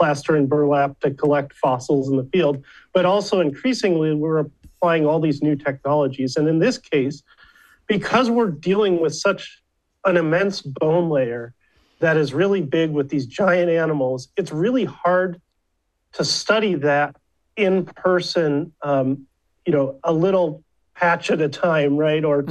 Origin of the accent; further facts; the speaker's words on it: Chicago suburbs, Illinois, United States; moved away; also born or lived in Flagstaff, Arizona / Berkeley, California; I grew up in the Chicago suburbs